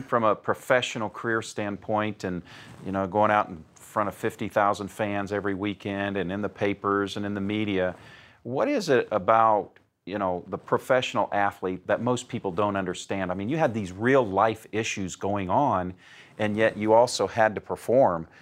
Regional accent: Indianapolis, Indiana, United States; I'm in my hometown of Indianapolis, Indiana

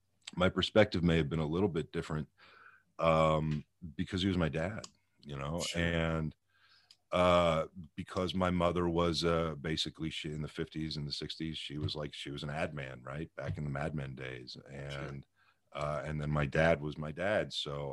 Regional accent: Pittsburgh, Pennsylvania, United States; Pittsburgh, Pennsylvania.

